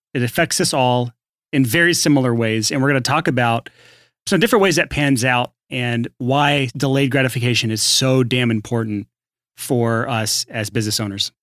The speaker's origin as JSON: {"language": "English", "region": "the South", "country": "United States", "said": "I'm from the South"}